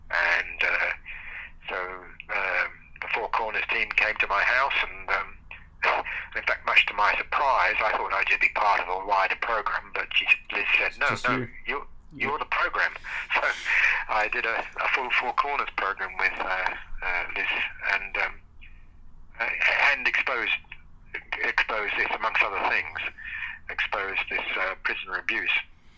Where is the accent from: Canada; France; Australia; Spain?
Australia; And being an Australian, this was quite an honour.